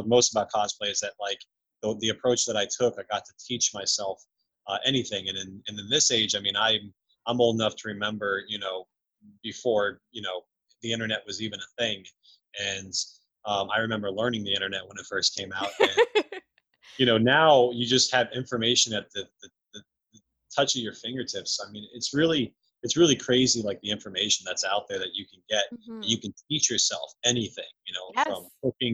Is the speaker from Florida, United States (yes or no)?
yes; Orlando, Florida, United States; I grew up in Orlando, Florida